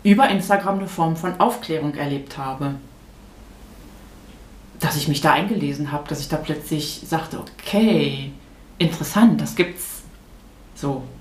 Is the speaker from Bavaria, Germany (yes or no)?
no; North Rhine-Westphalia, Germany; now in Rochlitz, Germany; Ich bin in Nordrhein-Westfalen groß geworden.